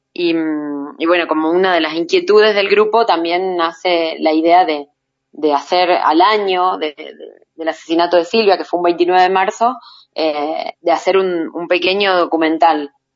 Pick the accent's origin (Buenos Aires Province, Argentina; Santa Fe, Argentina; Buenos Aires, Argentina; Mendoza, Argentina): Santa Fe, Argentina; Rafaela; moved away; also born or lived in Jujuy; de la ciudad de Rafaela, de donde yo soy